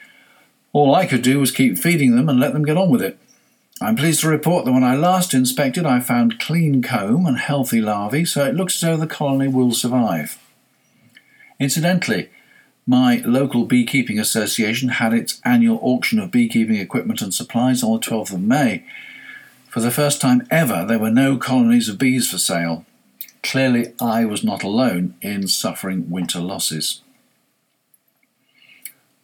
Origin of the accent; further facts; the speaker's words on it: United Kingdom; I'm British